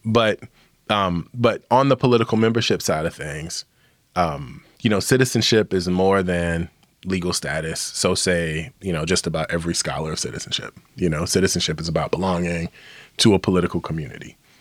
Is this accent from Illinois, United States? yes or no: yes; Illinois, United States; my home state of Illinois, where Chicago is located